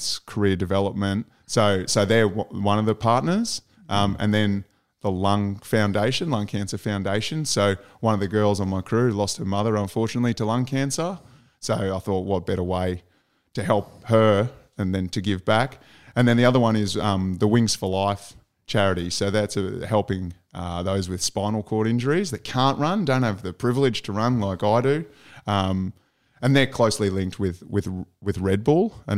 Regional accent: Southeast Queensland, Australia; I was born in Southeast Queensland

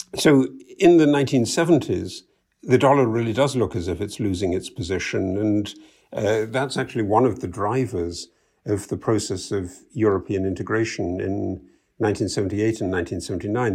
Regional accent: United Kingdom; moved away; you can tell by my accent, I'm originally from the U K

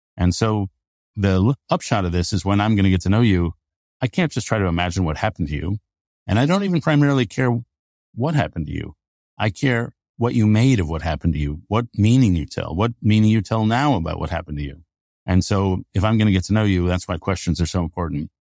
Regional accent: United States; basically fourth generation American

